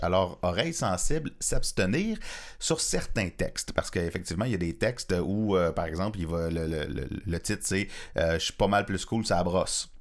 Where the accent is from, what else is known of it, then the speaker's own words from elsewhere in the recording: Cloutier, Quebec, Canada; je viens de Cloutier, c'est-à-dire que je suis né à Baudry, ah. juste à côté de Cloutier